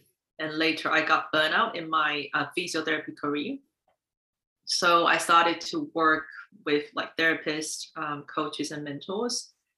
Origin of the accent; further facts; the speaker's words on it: Taiwan; born there; moved away; also born or lived in United States / Finland / Singapore; I was born in Taiwan, and I lived in the US, Finland, and Singapore.